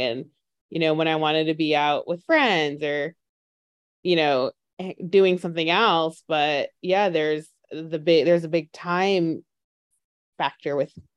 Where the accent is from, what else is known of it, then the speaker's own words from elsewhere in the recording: New York, United States; I'm from New York, and I don't know, bodegas, they're just essentially like your convenience market, but I always grew up saying bodega